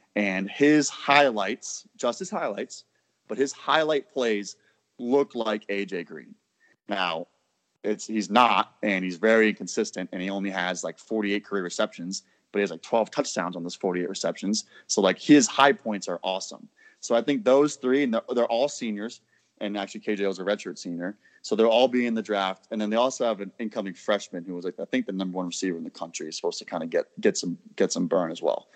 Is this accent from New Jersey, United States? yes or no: no; Rhode Island, United States; my home state at the University of Rhode Island